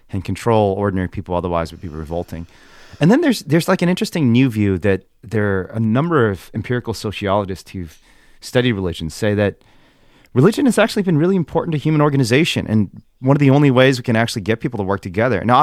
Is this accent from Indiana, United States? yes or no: yes; Indiana, United States; but I still do the things I did when I was a confused kid growing up in Indiana.